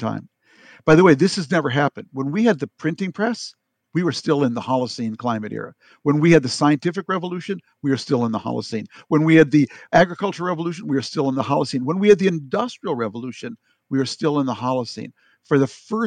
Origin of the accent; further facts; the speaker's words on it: Minnesota, United States; I am from Minnesota